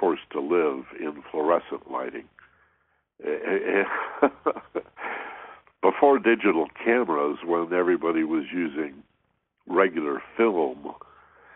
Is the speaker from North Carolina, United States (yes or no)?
no; Michigan, United States; moved away; where I grew up in Michigan